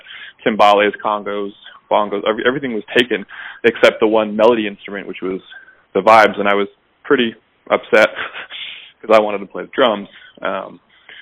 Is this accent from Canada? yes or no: yes; Toronto, Ontario, Canada; moved away as an adult; also born or lived in Brooklyn; born and raised here.